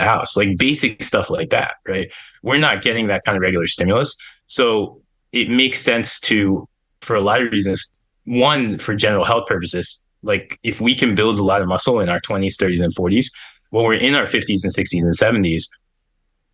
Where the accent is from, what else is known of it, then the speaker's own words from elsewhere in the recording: Pennsylvania, United States; I grew up in Pennsylvania